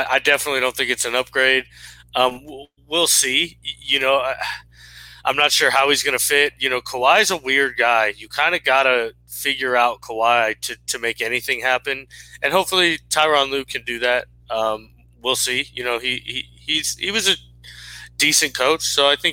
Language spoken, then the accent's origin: English; Tampa, Florida, United States; it's just my hometown team. You know, 98, I was 11.